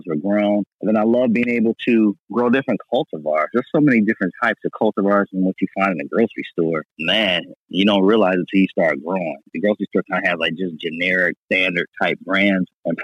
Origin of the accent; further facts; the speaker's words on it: Ohio, United States; moved away as an adult; also born or lived in Chicago, Illinois; now in Los Angeles, United States; I grew up in Ohio. I went to the Ohio State University for undergrad, and then I moved to Chicago, and I spent 7 years in Chicago